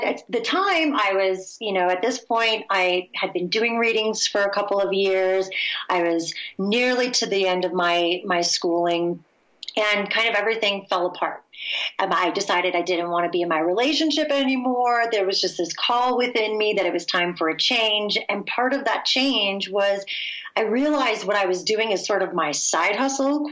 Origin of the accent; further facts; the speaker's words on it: Michigan, United States; I'm from the Midwest, in Michigan specifically, where the term meditation is not oft heard